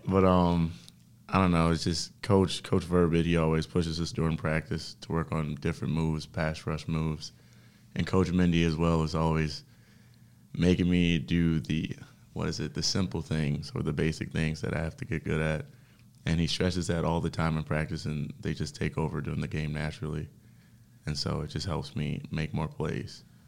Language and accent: English; Detroit, Michigan, United States; moved away as an adult; also born or lived in Princeton; I come from Detroit, Michigan